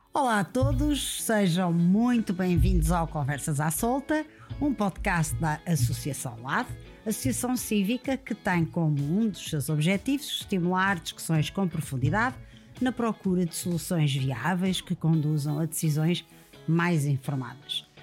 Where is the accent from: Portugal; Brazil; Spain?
Portugal; Viana do Castelo, Norte; eu sou de Viana.